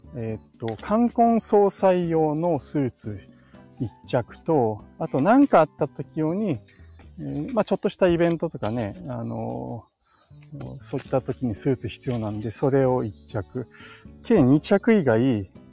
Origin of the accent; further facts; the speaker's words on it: Tokyo, Japan; moved away as an adult; also born or lived in Saitama Prefecture; now in Nagano Prefecture, Japan; 僕の実家があるところなんですけども、あの、東京都内、都内ですね、23区内に住んでたんで